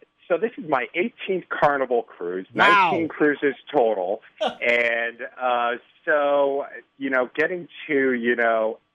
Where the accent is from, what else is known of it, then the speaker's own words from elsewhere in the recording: Connecticut, United States; now in Chicago, United States; Originally from Connecticut.